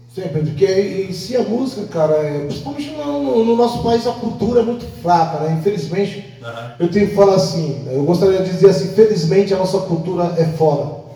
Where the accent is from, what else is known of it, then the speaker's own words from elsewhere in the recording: São Paulo, Brazil; also born or lived in Northeast Brazil; Nasci no Nordeste, fui criado em São Paulo